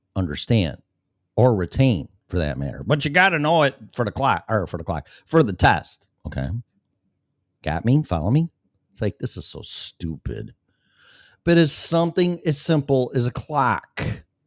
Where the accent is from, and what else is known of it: Chicago, Illinois, United States; born or raised there; now in Florida, United States